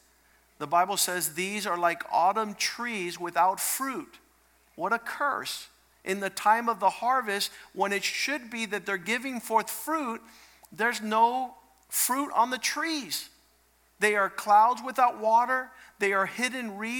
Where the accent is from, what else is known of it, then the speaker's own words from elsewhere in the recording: Cocoa Beach, Florida, United States; I grew up in Cocoa Beach, Florida